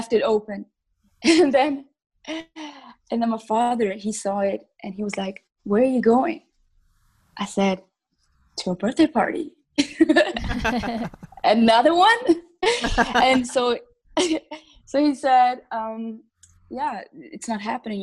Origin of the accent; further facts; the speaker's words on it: Switzerland; I was born and raised in Switzerland